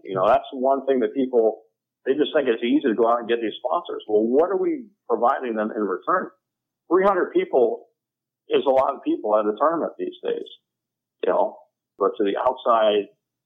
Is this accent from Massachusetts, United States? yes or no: no; Atlanta, Georgia, United States; born or raised there